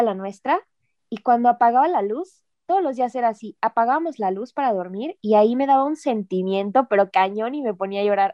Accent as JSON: {"language": "Spanish", "country": "Mexico", "moved": "yes", "said": "esa parte de mi cultura, o sea, de, México"}